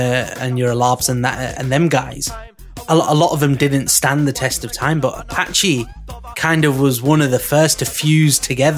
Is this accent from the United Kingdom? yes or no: yes; West Midlands, United Kingdom; growing up in the West Midlands, there's a lot of West Indians and obviously Jamaican music and dub and stuff was a massive influence